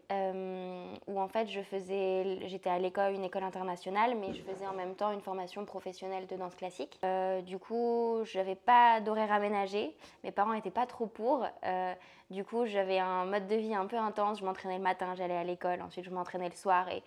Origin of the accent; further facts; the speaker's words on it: France; alors je suis française déjà, mais euh, j'ai toujours beaucoup voyagé, donc euh, j'ai pas vraiment l'impression d'appartenir à un territoire.